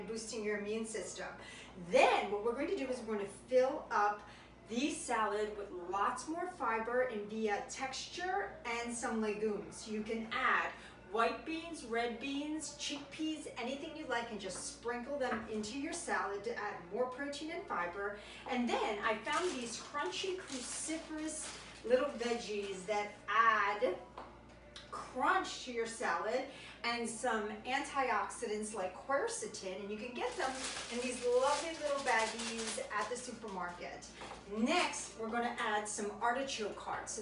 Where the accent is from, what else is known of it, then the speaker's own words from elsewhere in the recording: right outside Naples, Campania, Italy; moved away; I went to my hometown right outside Naples